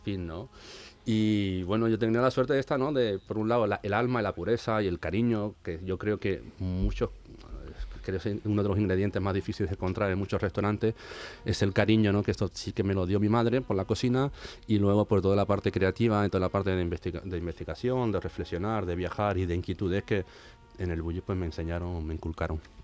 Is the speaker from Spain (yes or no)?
yes; Seville, Andalusia, Spain; moved away; como sevillano